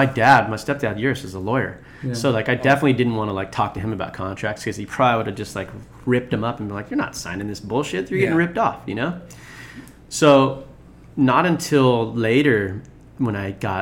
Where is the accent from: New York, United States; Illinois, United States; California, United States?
California, United States; Rossmoor; also born or lived in Long Beach, California; these two twins that I grew up with in Rossmore